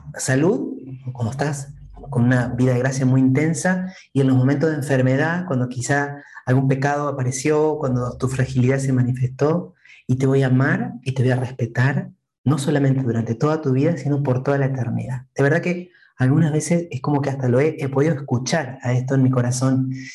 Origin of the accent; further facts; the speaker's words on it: Entre Ríos, Argentina; yo soy argentino, como dijiste, soy de mm, la provincia de Entre Ríos, que está en el centro del país. Soy oriundo de un muy pequeño pueblo